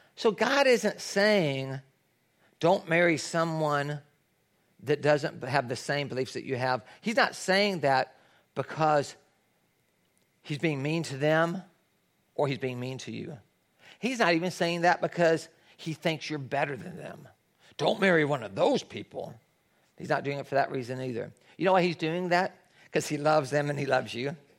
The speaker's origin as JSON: {"language": "English", "region": "Tennessee", "country": "United States", "tie": "born or raised there", "moved": "yes", "lives_now": "Los Angeles, United States", "said": "I grew up in Tennessee where there's a lot of people that go to church, it's the Bible Belt."}